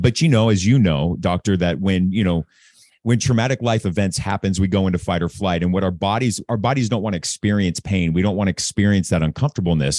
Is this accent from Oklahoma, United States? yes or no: no; Anaheim, California, United States; moved away as an adult; also born or lived in Newport Beach / Corona del Mar / New York; I grew up in Anaheim Hills, Newport Beach, Corona del Mar, um, really affluent neighborhoods